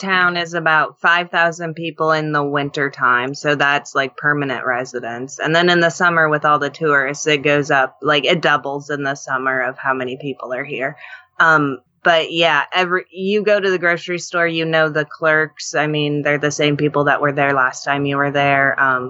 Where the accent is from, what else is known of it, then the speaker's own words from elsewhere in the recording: Alaska, United States; I was born and raised in Alaska. This is all I know.